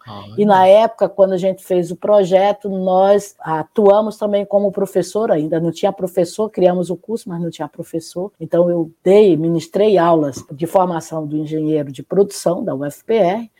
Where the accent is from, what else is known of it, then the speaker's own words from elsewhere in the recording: Pedra Branca, Ceará, Brazil; moved away as an adult; also born or lived in Fortaleza / Santa Catarina / Paraná; now in Porto, Portugal; Eu sou cearense, nasci numa cidadezinha do interior do Ceará chamada Pedra Branca